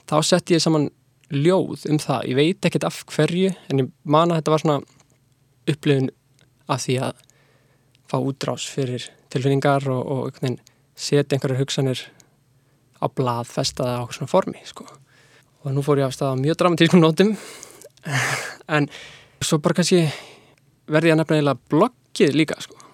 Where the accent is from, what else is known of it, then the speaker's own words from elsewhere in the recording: Reykjavík, Capital Region, Iceland; og er tekstasmiður og tónlistamæður Ég er uppalinn í Vesturbænum og fór síðan í mentaskólinni í Reykjavík